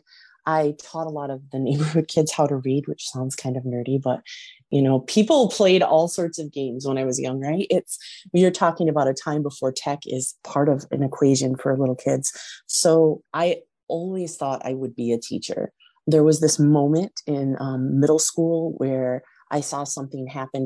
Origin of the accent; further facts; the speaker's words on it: West Michigan, United States; I was born and raised in West Michigan